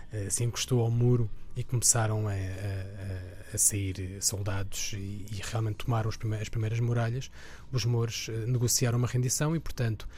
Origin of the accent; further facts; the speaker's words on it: Alverca do Ribatejo, Lisbon, Portugal; now in Carcavelos, Portugal; cresci em Alverca